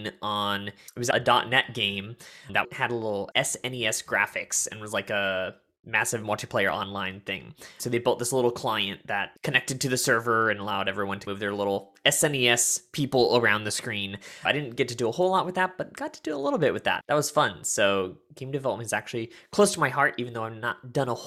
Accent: the Midwest of the US, United States; When I was young, I grew up in the Midwest of the US

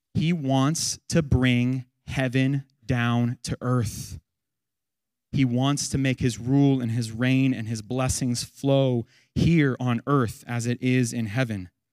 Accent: United States

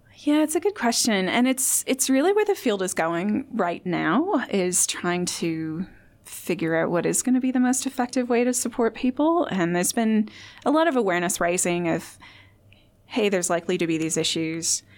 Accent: Indiana, United States; now in Australia; I'm from Indiana

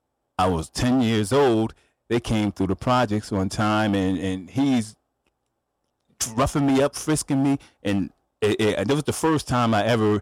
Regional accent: New Haven, Connecticut, United States; I grew up in Quinnipiac, Fairhaven

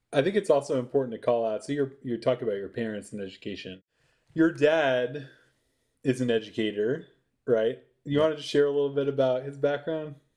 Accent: around New York, United States; I grew up around New York

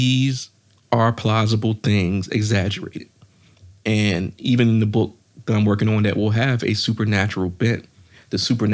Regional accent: Virginia, United States; I'm from Virginia.

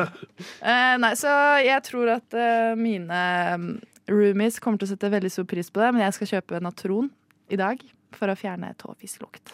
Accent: Rjukan, Vestfold og Telemark, Norway; Vel, jeg er fra uh, i midten av Norge. Jeg er fra Tinn. Rjukan

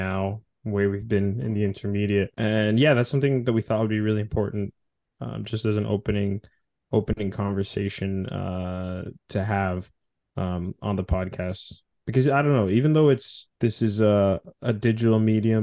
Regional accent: Edmonton, Alberta, Canada; also born or lived in Lusaka, Zambia; now in Victoria, Canada; We immigrated to Canada when I was 4 years old, settling in Treaty 6 territory, the traditional territory of the Cree, Soto, Blackfoot, Métis, Dene, and Nakota Sioux, also known as Edmonton, Alberta. And that's where I grew up

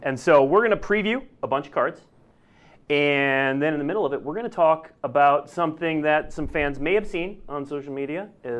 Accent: Minnesota, United States; moved away; I'm from Minnesota.

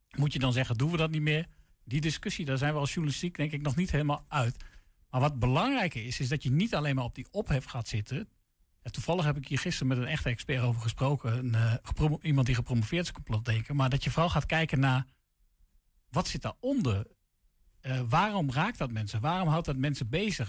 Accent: Deventer, Overijssel, Netherlands; ik kom zelf uit Deventer

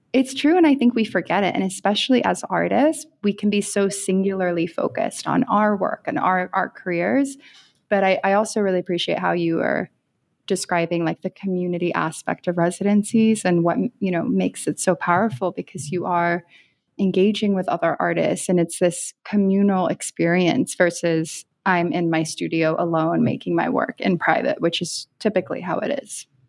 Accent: around New York City, United States; growing up around New York City

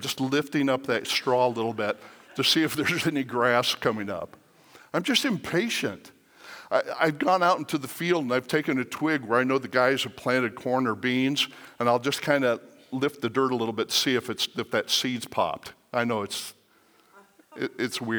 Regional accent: Aurora, Colorado, United States; I grew up in Aurora, Colorado

